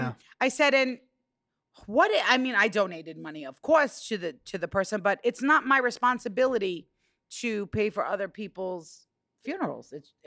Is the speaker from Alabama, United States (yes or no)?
no; New York, United States; I'm a New Yorker.